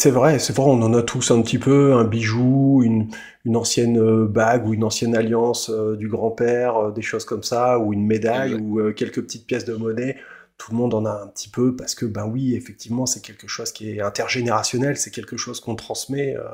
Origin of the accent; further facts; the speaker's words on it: France; chez nous en France